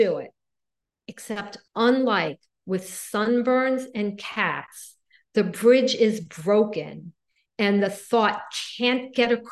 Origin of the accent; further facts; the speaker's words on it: Miami Beach, Florida, United States; I grew up in Miami Beach